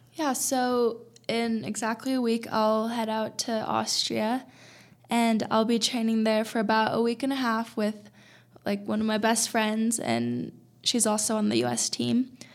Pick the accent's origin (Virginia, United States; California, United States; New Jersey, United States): California, United States; now in Boulder, United States; I'm from California